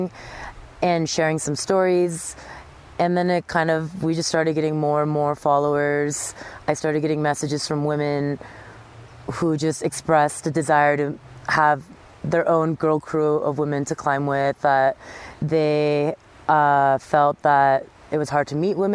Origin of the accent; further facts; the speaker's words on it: Southern California, United States; moved away; also born or lived in New York City; I grew up in Southern California surfing and snowboarding and downhill mountain biking.